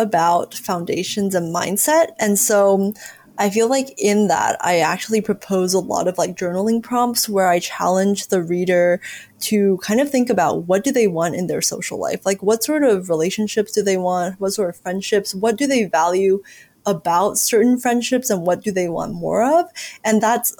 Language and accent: English; United States; growing up in America